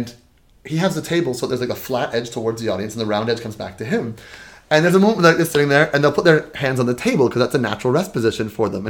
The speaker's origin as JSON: {"language": "English", "town": "Toronto", "region": "Ontario", "country": "Canada", "said": "we're both from Toronto"}